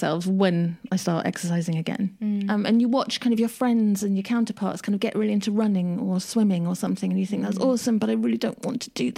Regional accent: United Kingdom; I am very British

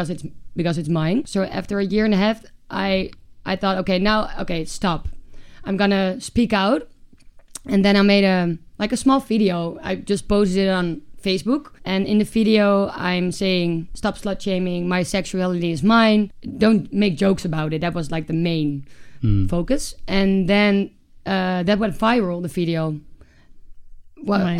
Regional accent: Amsterdam, North Holland, Netherlands; moved away as an adult; also born or lived in Groningen; I'm from Amsterdam, and then I wanted to study. I moved to Groningen

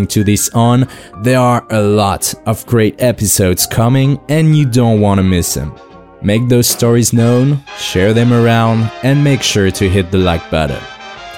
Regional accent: France; English is a second language; As you can probably guess by my weird accent, I'm French

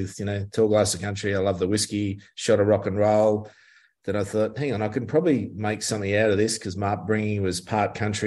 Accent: Richmond, New South Wales, Australia; now in Melbourne, Australia; I was playing at a pub one night in Richmond in my hometown in the Hawkesbury

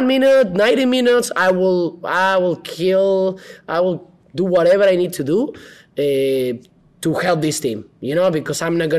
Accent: Guadalajara, Jalisco, Mexico; he was speaking from Manchester and I was from Guadalajara, and the first time we spoke.

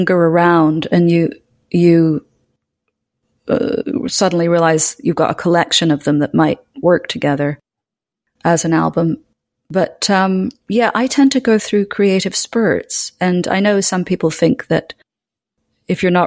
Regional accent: Scotland, United Kingdom; I was brought up in Scotland

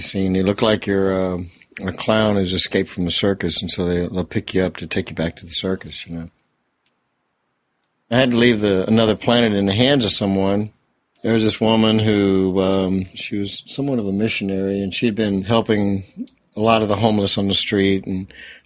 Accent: Memphis, Tennessee, United States; moved away; originally I'm from Memphis

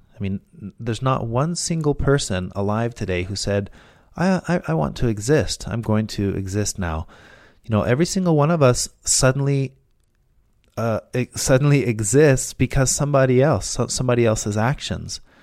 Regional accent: Mexico; now in United States; growing up in school in Mexico

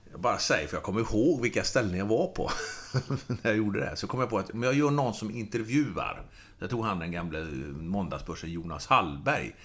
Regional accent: Gothenburg, Västra Götaland, Sweden; jag är göteborgare

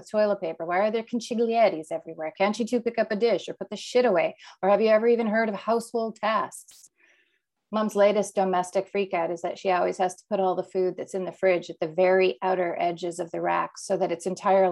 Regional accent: Canada; also born or lived in Winnipeg, Canada; now in Toronto, Canada; I grew up in a conservative Mennonite community, the first Mennonite settlements, or at least one of the first here in Canada

